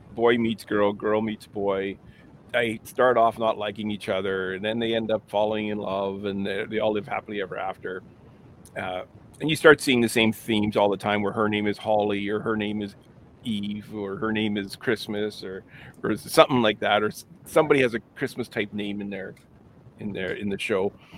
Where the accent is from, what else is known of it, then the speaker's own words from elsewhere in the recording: Winnipeg, Manitoba, Canada; it's in my hometown